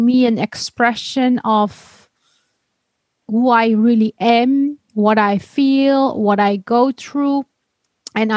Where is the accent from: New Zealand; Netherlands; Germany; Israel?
Netherlands; also born or lived in Istanbul, Turkey / Denmark; growing up in the Netherlands with the Christian and atheist vision